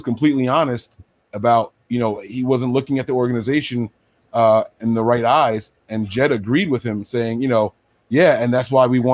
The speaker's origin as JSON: {"language": "English", "region": "New Jersey", "country": "United States", "said": "I'm from Jersey"}